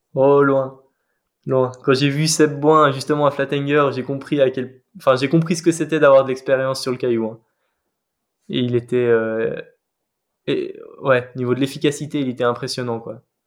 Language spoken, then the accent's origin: French; Geneva, Switzerland; moved away as an adult; now in Valais, Switzerland; la seule falaise de Genève, là où j'ai grandi